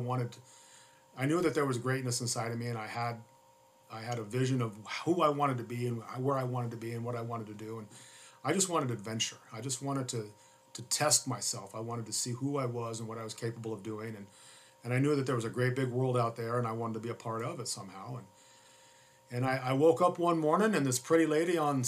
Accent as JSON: {"language": "English", "town": "Mesa", "region": "Arizona", "country": "United States", "tie": "born or raised there", "also_born_or_lived": "Phoenix / Spokane, Washington", "said": "I'm a third generation Arizonan. I was born and raised right here in Phoenix."}